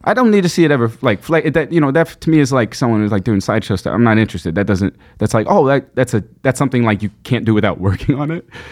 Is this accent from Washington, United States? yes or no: no; New York City, New York, United States; I grew up in Flushing, Queens.